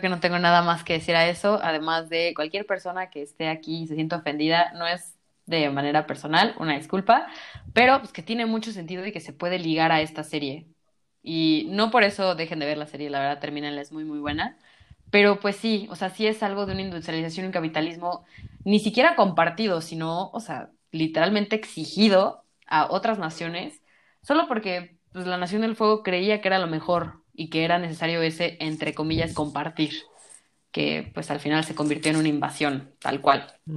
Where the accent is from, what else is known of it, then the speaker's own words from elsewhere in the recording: Mexico; Yo soy mexicana